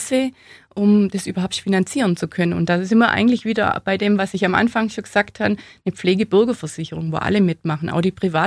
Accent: Allgäu, Bavaria, Germany; im Allgäu, da wo ich her bin, da hat man den Hof nicht hergeben

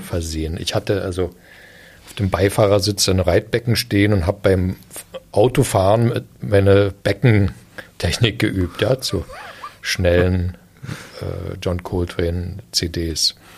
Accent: Eisenhüttenstadt, Brandenburg, Germany; ich bin ja in Eisenhüttenstadt groß geworden

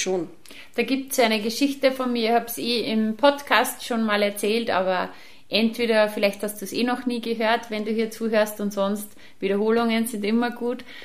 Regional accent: Upper Austria, Austria; bei uns in Oberösterreich

